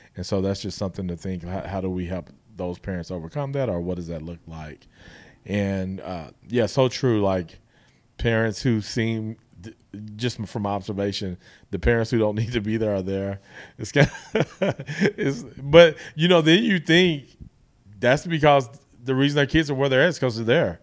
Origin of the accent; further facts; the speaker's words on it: Guthrie, Oklahoma, United States; I'm from Guthrie